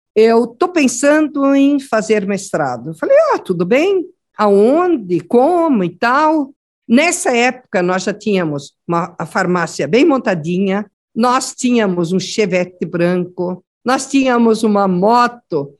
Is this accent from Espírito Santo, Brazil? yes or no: no; Paraná, Brazil; vim do Paraná